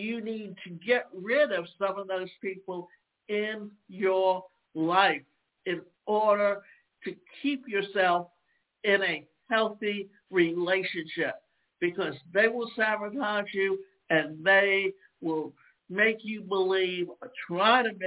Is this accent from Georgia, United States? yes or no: yes; Savannah, Georgia, United States; when I was a child growing up in Savannah, Georgia